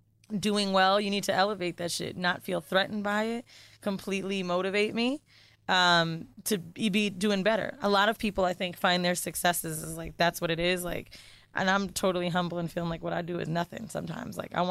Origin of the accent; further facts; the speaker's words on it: San Francisco, California, United States; I was born in San Fran.